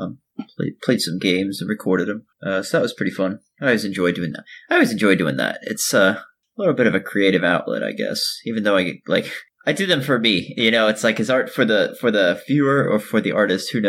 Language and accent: English; Florida, United States; moved away; I'm from Florida